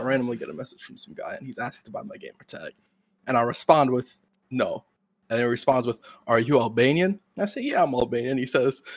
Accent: United States; I'm an American

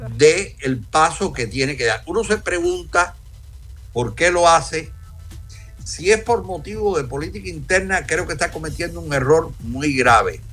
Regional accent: Cuba; soy cubano

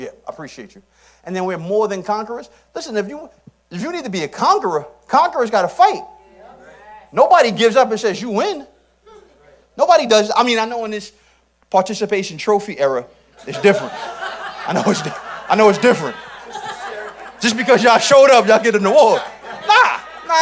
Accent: New York City, New York, United States; I'm from Southeast Queens.

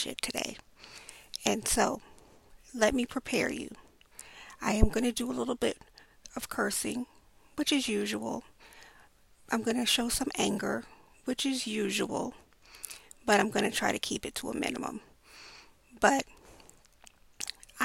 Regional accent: New York City, New York, United States; I grew up in Brownsville, Brooklyn.

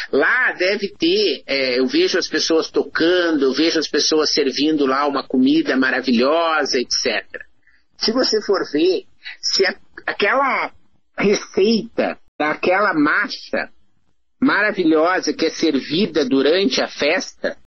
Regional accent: Santa Maria, Rio Grande do Sul, Brazil; escrevia em jornais ainda na minha cidade natal, que é Santa Maria, no Rio Grande do Sul

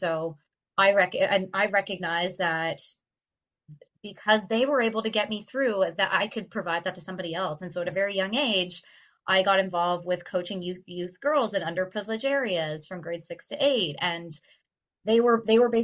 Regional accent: Stoney Creek, Ontario, Canada; also born or lived in Winona, Ontario; I grew up in Stony Creek, Ontario, a very small town

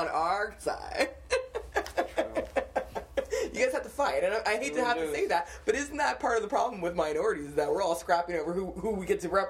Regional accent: the Valley, California, United States; I grew up in the Valley. We have a lot of Koreans.

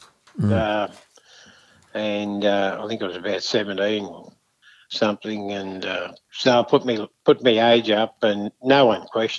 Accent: Maryborough, Queensland, Australia; also born or lived in St George, Queensland; And I was born in Maryborough, and my mum and dad had the pub, and I was there in my early years.

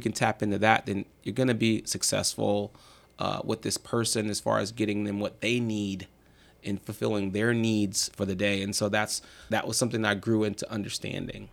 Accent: Marin, California, United States; I grew up in Marin

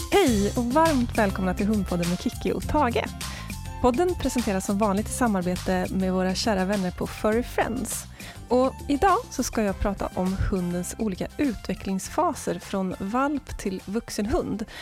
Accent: Skövde, Västra Götaland, Sweden; Jag är uppvuxen i Skövde.

